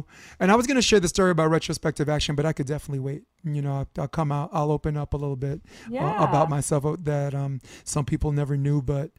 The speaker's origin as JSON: {"language": "English", "town": "New York City", "region": "New York", "country": "United States", "tie": "born or raised there", "said": "I grew up in Chester Court. The dead end street, you know, across from those on Flatbush on the other side."}